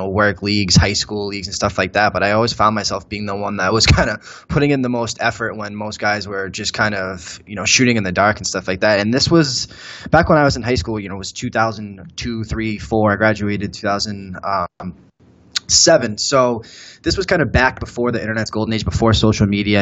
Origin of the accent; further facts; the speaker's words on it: Gloucester, Massachusetts, United States; moved away as an adult; also born or lived in Boston, Massachusetts; now in Las Vegas, United States; that's where I grew up.